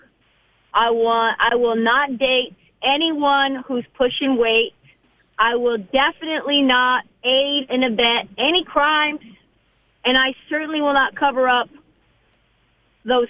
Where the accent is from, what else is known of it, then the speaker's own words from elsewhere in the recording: Portland, Oregon, United States; also born or lived in California / Northern California; we moved from California to Northern California to Portland